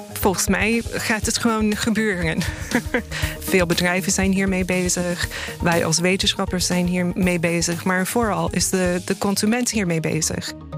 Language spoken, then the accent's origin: Dutch; United States; now in Netherlands; in de VS, waar ik vandaan kom